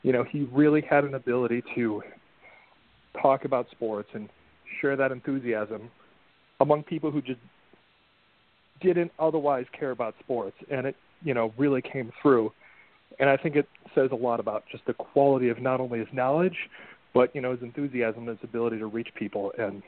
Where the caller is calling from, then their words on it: Connecticut, United States; I'm calling from Connecticut.